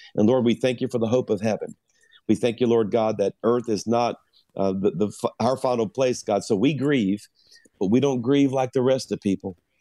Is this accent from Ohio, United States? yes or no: no; South Louisiana, United States; I'm a Cajun from South Louisiana